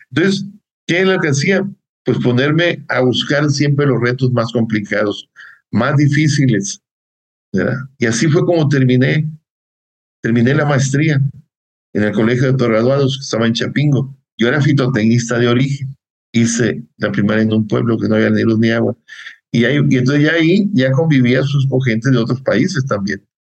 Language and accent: Spanish; Morelos, Mexico; Somos de Morelos nosotros.